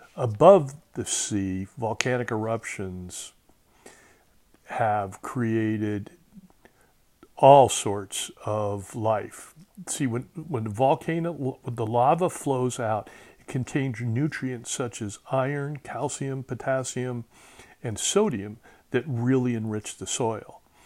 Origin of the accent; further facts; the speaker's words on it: Southern California, United States; I'm from Southern California